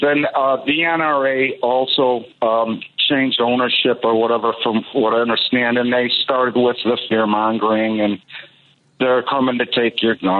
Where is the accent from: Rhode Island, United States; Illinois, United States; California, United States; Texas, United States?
Illinois, United States; Chicago; I grew up in Albany Park. It was a really bad neighborhood during the 80s and 90s.